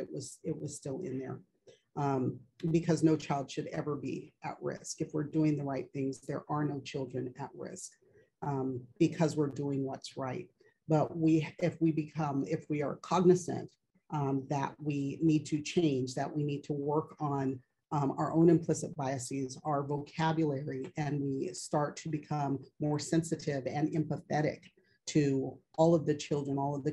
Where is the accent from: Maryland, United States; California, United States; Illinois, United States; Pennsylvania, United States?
California, United States; moved away as an adult; I don't live in California anymore